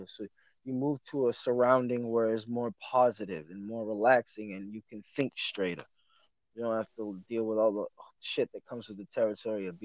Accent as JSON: {"language": "English", "region": "Massachusetts", "country": "United States", "said": "I'm from Massachusetts"}